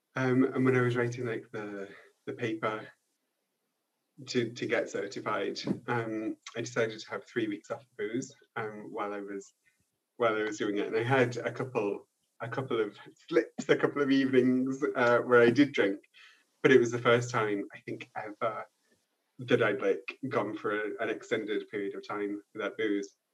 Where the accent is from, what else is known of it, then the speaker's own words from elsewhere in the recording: United Kingdom; also born or lived in Paris, France; now in France; I'm too British to be French, but I'm also too French to be British.